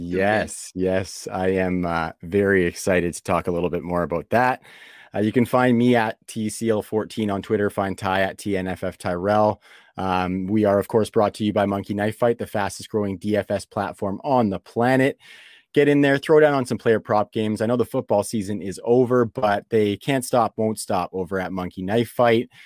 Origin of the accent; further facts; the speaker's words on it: Canada; being from Canada